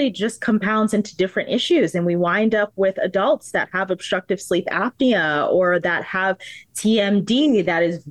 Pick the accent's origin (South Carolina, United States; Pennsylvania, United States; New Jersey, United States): New Jersey, United States; now in Florida, United States; I am a proud resident of the state of Florida, but I am not from Florida. I am a Jersey girl